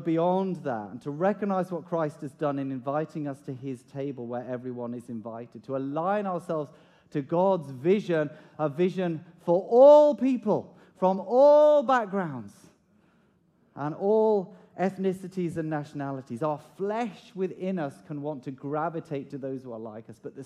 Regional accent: United Kingdom; As British people

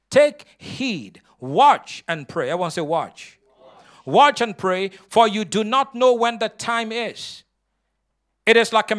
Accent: Nigeria; moved away; But before I came from Nigeria, the Lord had called me into the ministry.

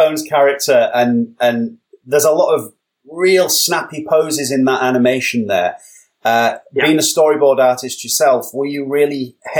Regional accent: England, United Kingdom; I'm just being too English.

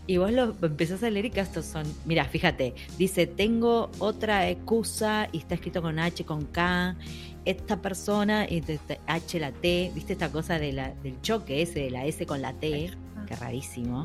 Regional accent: Buenos Aires, Argentina; now in Spain; yo soy muy porteña

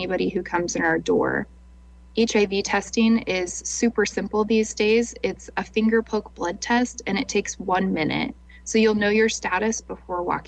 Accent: Lincoln, Nebraska, United States; also born or lived in Omaha, Nebraska; I'm from Lincoln, and so there was an opportunity to work in the Lincoln office

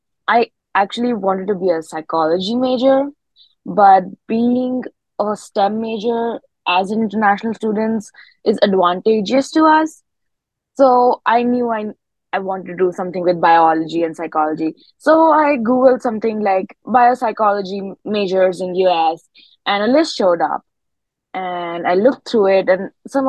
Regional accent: New Delhi, Delhi, India; moved away as an adult; now in Maryville, United States; I'm from like a city. I'm from New Delhi

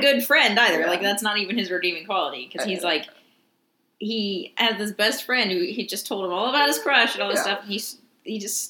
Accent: Midwest, United States; we're from the Midwest

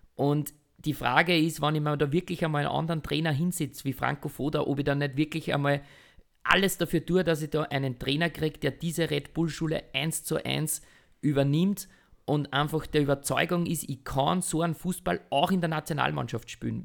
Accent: Austria; bei uns in Österreich

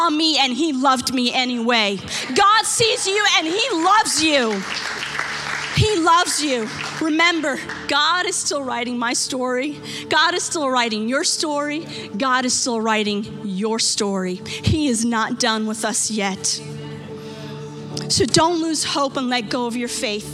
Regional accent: United States; Growing up in America

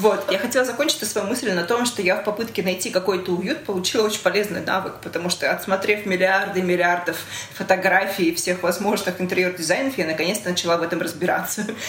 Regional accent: Russia; also born or lived in Belarus; я из России, я росла здесь

